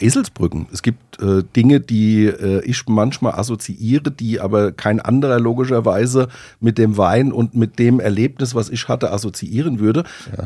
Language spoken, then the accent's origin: German; Rheinhessen, Rhineland-Palatinate, Germany; Wir kommen ja aus Rheinhessen